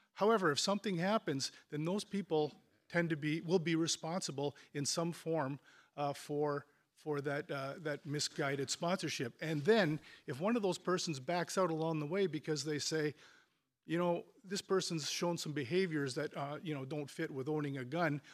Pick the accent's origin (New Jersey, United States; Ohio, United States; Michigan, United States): Ohio, United States; Chardon; I come from Chardon, Chardon